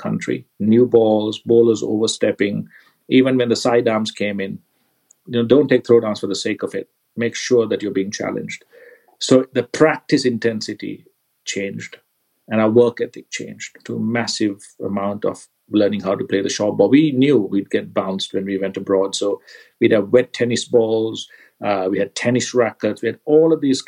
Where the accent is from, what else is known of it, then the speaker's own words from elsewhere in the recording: Kandy, Central Province, Sri Lanka; I grew up in Kandy, where the weather's quite damp and rained a lot.